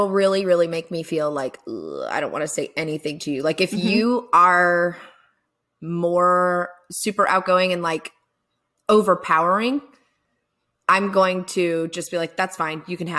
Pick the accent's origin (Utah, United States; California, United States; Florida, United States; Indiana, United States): Florida, United States; also born or lived in Virginia / Augusta, Georgia; now in Atlanta, United States; I was originally from Florida. We moved up to Virginia. Then we came to Augusta, Georgia, and we stayed there until I was, well, after I was married.